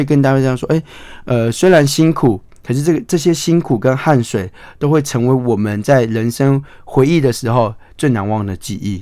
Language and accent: Chinese; Hualien County, Taiwan; 有一群人正在为我自己的家乡在奋斗，在为我家乡拼命